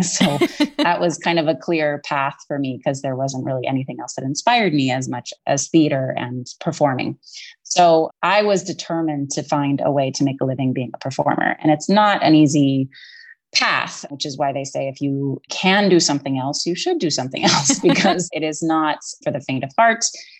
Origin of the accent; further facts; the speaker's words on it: Berkeley, California, United States; also born or lived in Connecticut; now in Los Angeles, United States; I grew up in Berkeley, California, very intellectual, delightful town. I miss its weather a little bit living in LA.